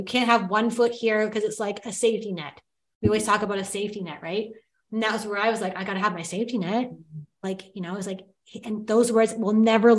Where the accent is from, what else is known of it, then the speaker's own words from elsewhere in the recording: Timmins, Ontario, Canada; I was born in Timmins, Ontario